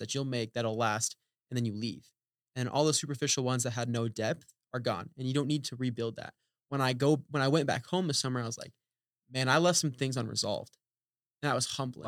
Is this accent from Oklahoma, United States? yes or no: yes; Oklahoma, United States; moved away as an adult; a college in Oklahoma Wesleyan in my hometown